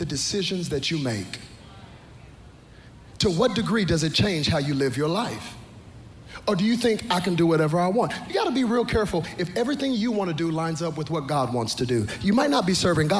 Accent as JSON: {"language": "English", "region": "Texas", "country": "United States", "said": "I'm from Texas"}